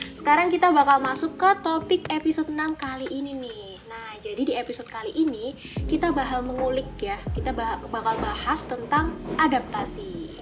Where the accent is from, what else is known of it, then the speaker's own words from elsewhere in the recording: Tulungagung, East Java, Indonesia; moved away as an adult; also born or lived in Surabaya; aku sendiri nih sebagai orang yang merantau gitu dari Tulungagung ke Surabaya